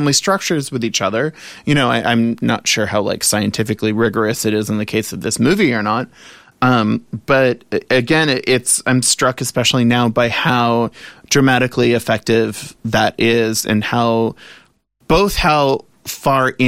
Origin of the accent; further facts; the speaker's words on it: New Orleans, Louisiana, United States; I grew up in the South, in New Orleans